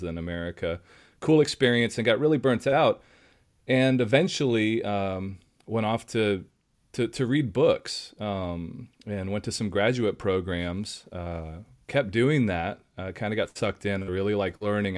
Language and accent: English; Nashville, Tennessee, United States; moved away; I grew up in Nashville, Tennessee, so I was around music all the time.